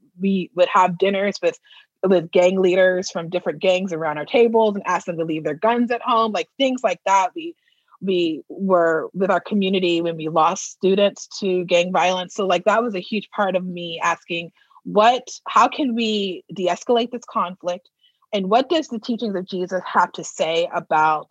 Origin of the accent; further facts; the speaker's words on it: Texas, United States; also born or lived in New Orleans / Boston / Los Angeles; now in Minnesota, United States; I'm from Texas